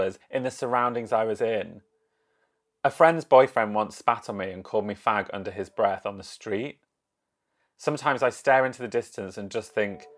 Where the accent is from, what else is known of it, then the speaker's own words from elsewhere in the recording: Yorkshire and the Humber, United Kingdom; now in London, United Kingdom; I live in London, although originally I'm from Yorkshire.